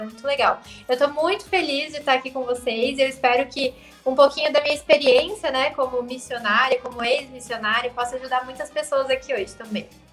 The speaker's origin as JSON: {"language": "Portuguese", "town": "Curitiba", "region": "Paraná", "country": "Brazil", "also_born_or_lived": "Maceió", "said": "aqui em Curitiba é muito frio, no inverno principalmente"}